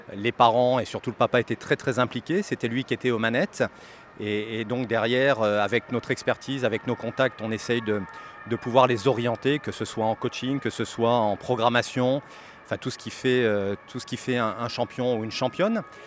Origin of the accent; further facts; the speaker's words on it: France; Je suis français moi-même